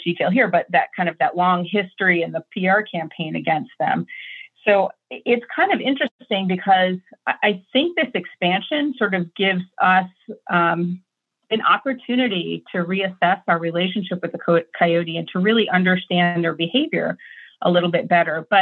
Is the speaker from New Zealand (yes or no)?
no; New England, United States; I grew up primarily on the East Coast, New England area